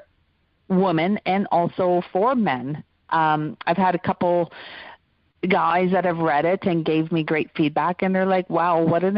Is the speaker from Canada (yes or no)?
yes; Alberta, Canada; I grew up in Alberta in Canada